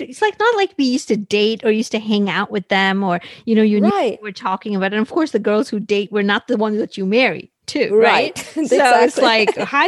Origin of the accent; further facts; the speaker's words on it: India; moved away; I loved being in India